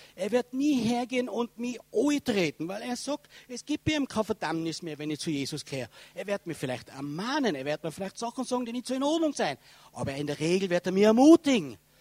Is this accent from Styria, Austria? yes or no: no; Tyrol, Austria; accent: Tyrolean